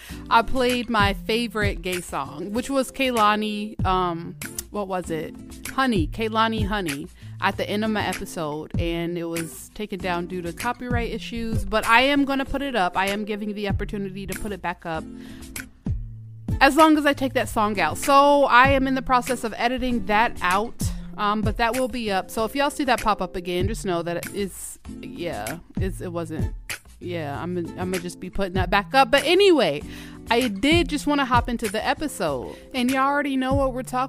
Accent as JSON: {"language": "English", "region": "Georgia", "country": "United States", "tie": "born or raised there", "moved": "as an adult", "lives_now": "Minnesota, United States", "said": "I'm from Georgia, all right? I went to elementary, middle school, high school, and college in Georgia, all in Georgia"}